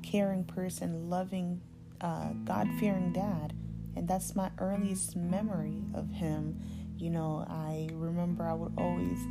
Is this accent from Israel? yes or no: no; Zambia; moved away; also born or lived in Alaska; We grew up in Zambia. That's where I was born.